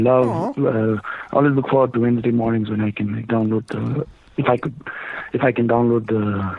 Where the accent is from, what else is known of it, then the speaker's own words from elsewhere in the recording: Bhutan; from Bhutan.